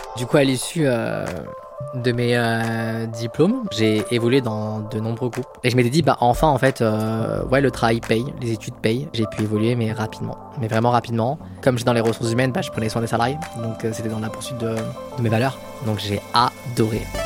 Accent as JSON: {"language": "French", "town": "Villeurbanne", "region": "Auvergne-Rhône-Alpes", "country": "France", "tie": "born or raised there", "also_born_or_lived": "Lyon", "said": "Je suis né à Lyon, j'ai grandi à Villeurbanne"}